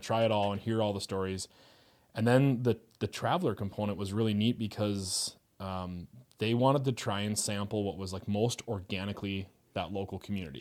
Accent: Fargo, North Dakota, United States; moved away as an adult; also born or lived in Moorhead, Minnesota; I grew up in Fargo, um, did, like, the grades in Fargo and then moved to Moorhead.

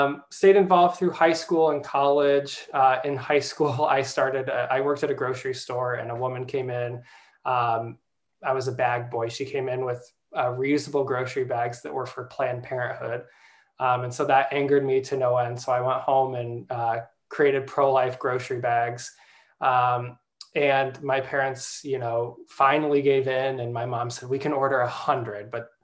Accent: Des Moines, Iowa, United States; I grew up in Des Moines, and then went to Iowa State

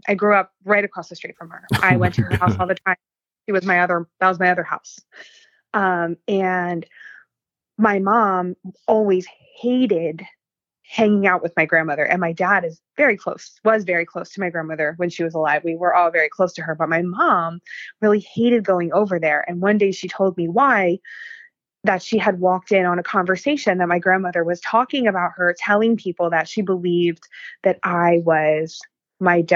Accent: Pennsylvania, United States; I grew up in Pennsylvania

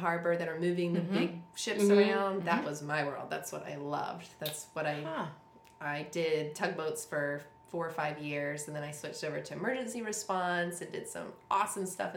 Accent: Mount Pleasant, South Carolina, United States; I'm born and raised in Charleston from Mount Pleasant specifically

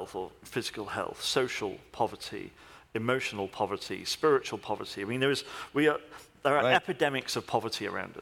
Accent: United Kingdom; I'm British

